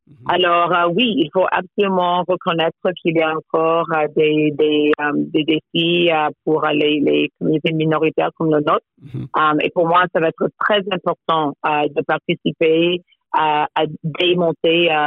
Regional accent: Toronto, Ontario, Canada; Je suis née à Toronto. Euh, mes parents euh, proviennent des très, très petites villes du Caraïbe, des villes anglophones. et oui, j'ai passé mon enfance à Toronto.

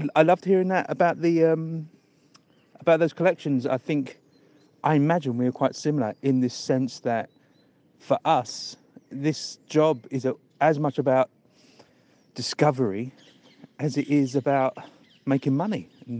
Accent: London, United Kingdom; I was born in Hackney

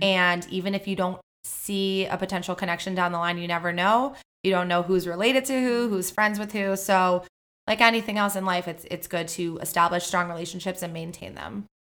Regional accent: Miami, Florida, United States; I'm from Miami, Florida

